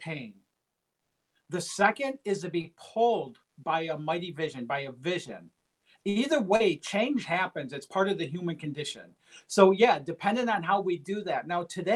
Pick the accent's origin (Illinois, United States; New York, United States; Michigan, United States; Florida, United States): Michigan, United States; Detroit; I come from Detroit, Michigan. I grew up in a very low-income, blue-collar family.